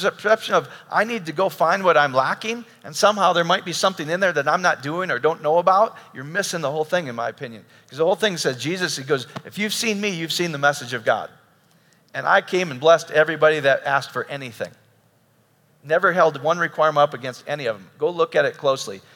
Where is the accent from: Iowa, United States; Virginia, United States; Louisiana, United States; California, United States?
Iowa, United States; I grew up in Iowa.